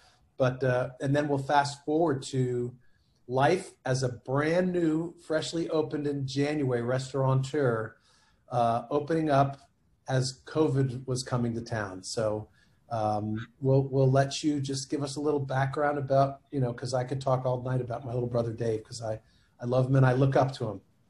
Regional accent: New Jersey, United States; moved away; also born or lived in South Florida; when we were growing up in New Jersey, we lived behind our dad's general store.

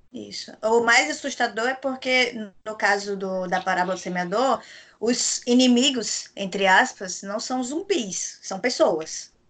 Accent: Rio Grande do Norte, Brazil; eu sou potiguar

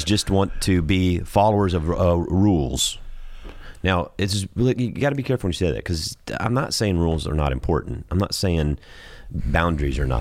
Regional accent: the South, United States; I'm from the South.

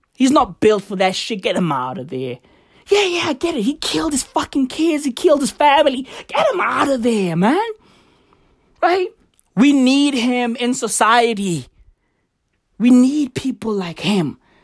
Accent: South Africa; I am South African.

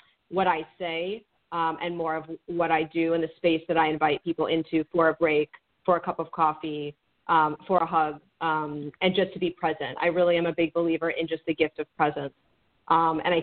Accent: Miami, Florida, United States; I grew up in Miami in a very diverse area.

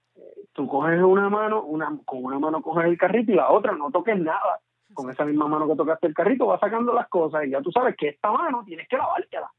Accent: Puerto Rico; also born or lived in New York; el espíritu rebelde que nosotros tenemos como puertorriqueños

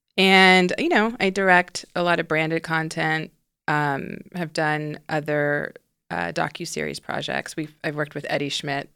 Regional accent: Houston, Texas, United States; now in Los Angeles, United States; I grew up in the South, in Houston, Texas

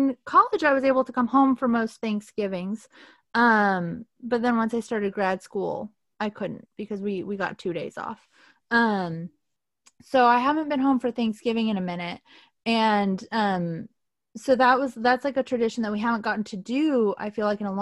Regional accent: Southern California, United States; moved away as an adult; now in Portland, United States; we grew up in Southern California, so we were so unaccustomed to any cold

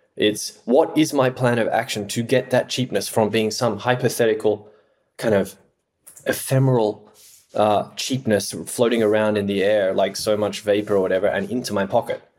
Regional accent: Australia; moved away; I am Australian by background

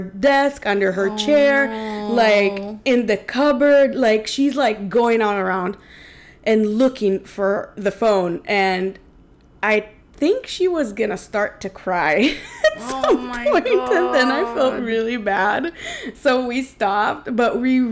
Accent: Tel Aviv District, Israel; moved away; I come from Israel where we use the metric system

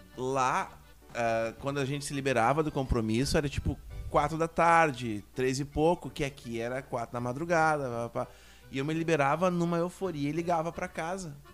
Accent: Uruguaiana, Rio Grande do Sul, Brazil; moved away; Nós viemos de Uruguaiana, tanto eu quanto o …

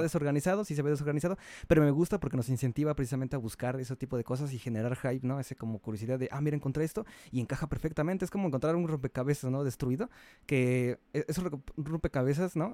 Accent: Mexico; soy mexicano

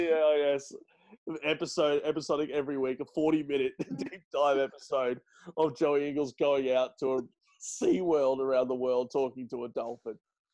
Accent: Australia; Because we are Australian, as is he.

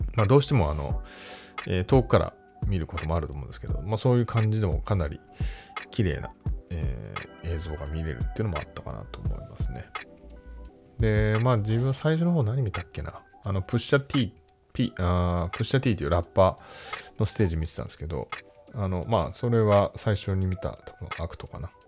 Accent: Japan; 僕は四十代な、かつ日本人で

